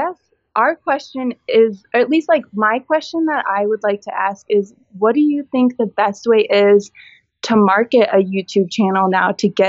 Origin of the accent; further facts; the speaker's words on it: Midwest, United States; Because, I mean, I grew up in the Midwest, so I know even when I go home for a week, it's hard for me to kind of be around healthy people